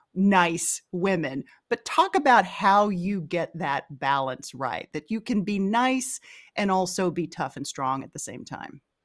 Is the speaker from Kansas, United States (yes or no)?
no; Texas, United States; we're both from Texas